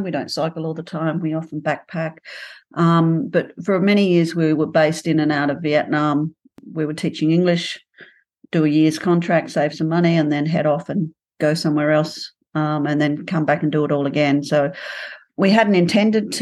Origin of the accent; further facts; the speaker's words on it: Outback, Australia; moved away as an adult; originally from Outback Australia